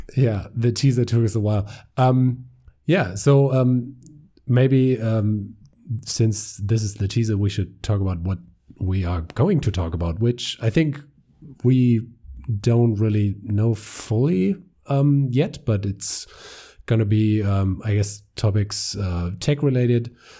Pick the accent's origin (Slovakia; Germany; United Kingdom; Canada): Germany; accent: German; English is a second language; We're two guys from Germany